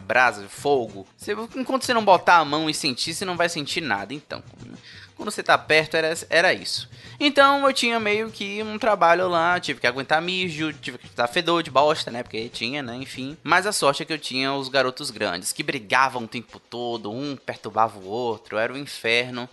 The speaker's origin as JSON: {"language": "Portuguese", "town": "Salvador", "region": "Bahia", "country": "Brazil", "said": "eu sou de Salvador, né? Terra do melhor carnaval do país"}